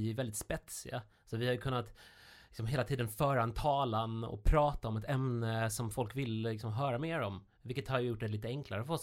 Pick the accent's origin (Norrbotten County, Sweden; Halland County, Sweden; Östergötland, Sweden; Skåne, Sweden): Halland County, Sweden; jag är från Halland